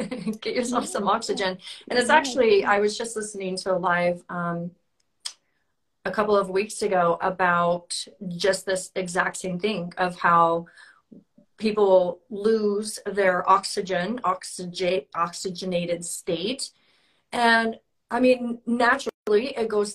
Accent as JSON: {"language": "English", "town": "San Diego", "region": "California", "country": "United States", "tie": "born or raised there", "moved": "yes", "said": "that's where I'm from, my hometown, and I'm going to be moving back there"}